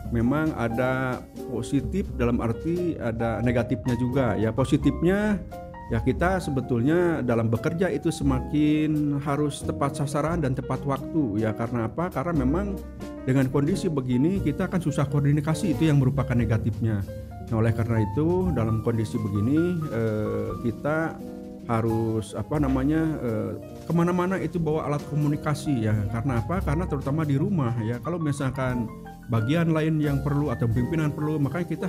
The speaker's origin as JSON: {"language": "Indonesian", "town": "Garut", "region": "West Java", "country": "Indonesia", "lives_now": "Bandung, Indonesia", "said": "eh, apa sekarang tinggal di Bandung ya tapi eh, sebelumnya saya aslinya dari Garut ya nah bahkan dari Garut pun kalau misalkan ada yang tahu itu kota Garut itu masih apa masih 11 kilo yaitu ke kecamatan Wanaraja"}